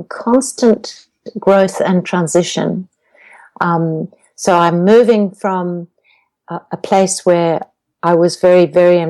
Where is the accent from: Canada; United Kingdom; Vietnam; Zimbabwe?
Zimbabwe; And I have an accent, which most people will pick, because I come from Zimbabwe